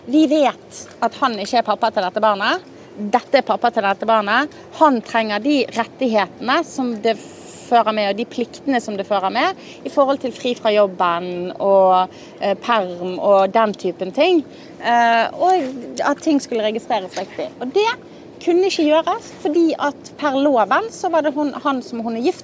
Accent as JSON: {"language": "Norwegian", "country": "Norway", "said": "Altså, jeg er veldig inkluderende, altså, det vet jeg, for jeg er jo norsk"}